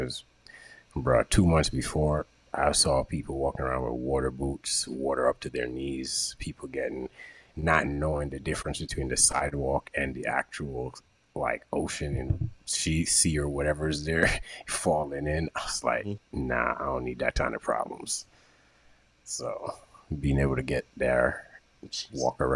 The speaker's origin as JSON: {"language": "English", "country": "Jamaica", "said": "I'm from Jamaica."}